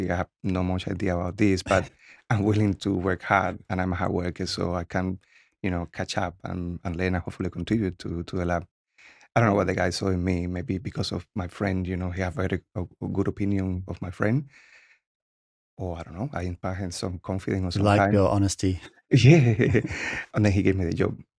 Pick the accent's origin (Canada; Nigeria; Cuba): Cuba; English is a second language; now in United States; So like every other kid, I have a lot of freedom there. So in Cuba, the actual kids are like king.